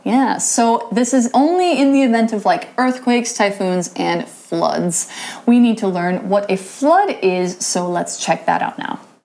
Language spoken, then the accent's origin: English; United States; I'm American